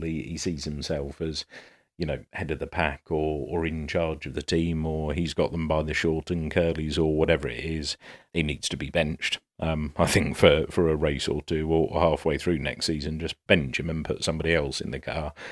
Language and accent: English; United Kingdom; I'm British